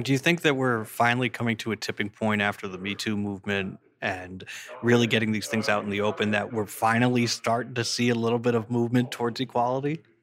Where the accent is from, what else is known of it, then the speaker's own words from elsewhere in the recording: Massachusetts, United States; I'm from Massachusetts, too